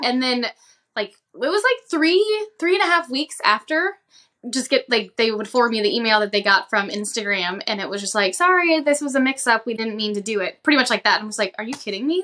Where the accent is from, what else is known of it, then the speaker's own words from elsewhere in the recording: right outside of New Orleans, Louisiana, United States; moved away; I grew up in, um, right outside of New Orleans